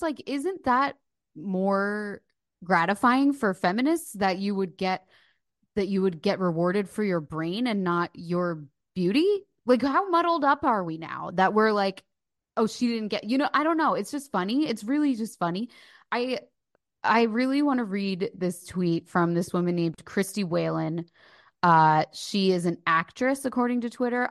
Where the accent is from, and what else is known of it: New Jersey, United States; also born or lived in Philadelphia, Pennsylvania